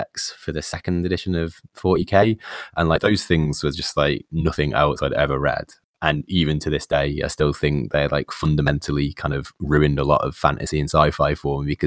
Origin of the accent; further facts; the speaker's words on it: Nottingham, East Midlands, United Kingdom; I'm from the Midlands. I'm from Nottingham